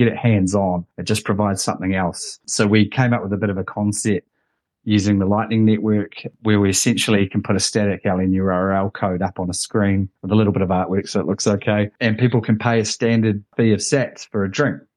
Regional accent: Wellington, New Zealand; I'm from the Wellington region

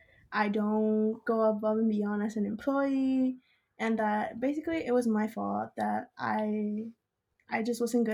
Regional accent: Austin, Texas, United States; moved away as an adult; now in Corpus Christi, United States; I'm from Austin, but I'm studying in Corpus right now.

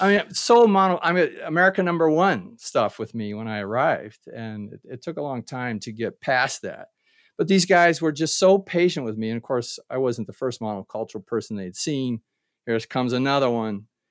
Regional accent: Ohio, United States; moved away as an adult; my hometown in Ohio

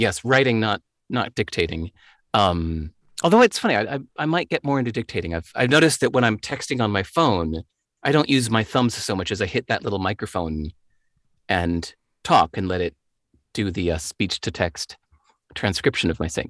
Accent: Chicago, Illinois, United States; moved away; I grew up in Chicago, the home of the blues.

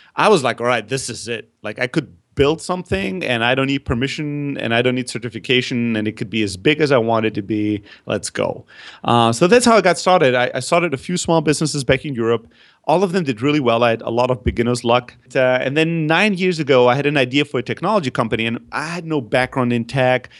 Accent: Germany; also born or lived in Greece; I'm originally from Greece, but I grew up in Germany

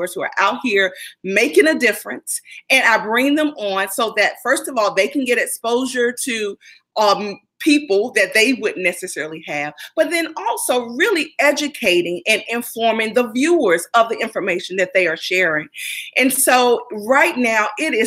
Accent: North Carolina, United States; now in Maryland, United States; I'm originally from North Carolina, and I'm sure many of you can hear

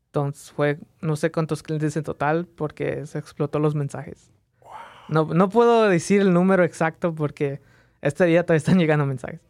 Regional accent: Las Vegas, Nevada, United States; also born or lived in Mexico; nací en México, vine a Las Vegas a, las, a los tres años de edad, entonces crecí en Las Vegas

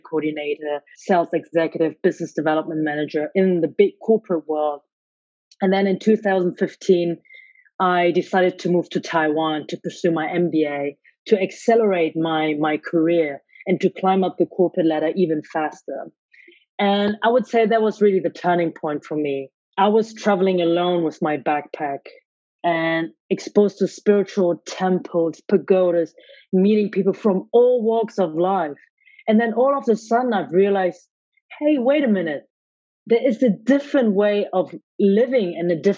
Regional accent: Germany; born or raised there

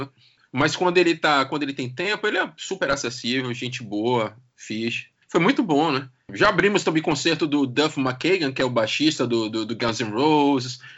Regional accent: Brazil; now in Portugal; Sou brasileiro

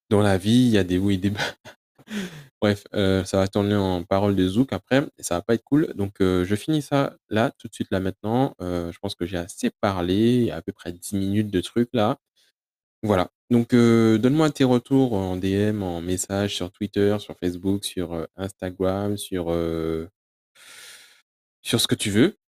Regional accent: United Kingdom; accent: English; French is a second language; c'est mon accent, Je suis obligé de vous expliquer comment ça s'écrit parce que l'accent anglais Peut-être que vous ne l'avez pas tous

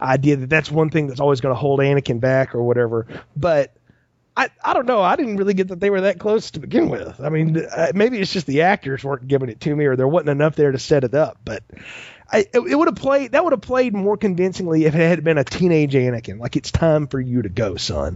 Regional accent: the South, not far from Talladega, Alabama, United States; I grew up not far from Talladega

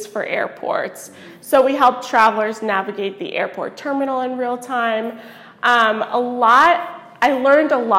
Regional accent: Fort Lauderdale, Florida, United States; moved away; I'm from Fort Lauderdale, but I'm Brazilian background. Both my parents are Brazilian.

